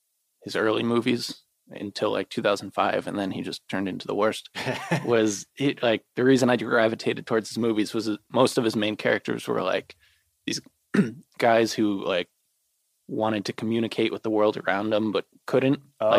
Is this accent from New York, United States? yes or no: no; Georgia, United States; Because I grew up in Georgia and I was really big into the Atlanta Falcons.